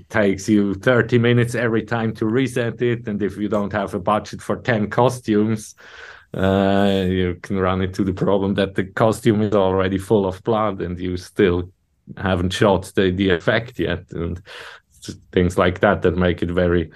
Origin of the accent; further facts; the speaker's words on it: Switzerland; we're coming from Switzerland